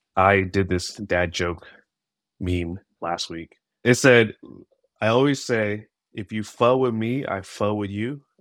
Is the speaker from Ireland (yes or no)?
no; Bay Area, California, United States; growing up in the Bay Area, in a diverse community, I grew up with multiple cultures